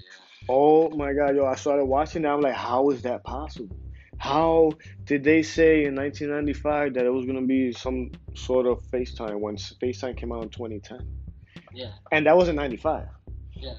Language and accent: English; Philadelphia, Pennsylvania, United States; I'm from Philadelphia